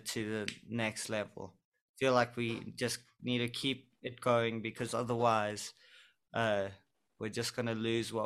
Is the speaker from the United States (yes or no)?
no; South Africa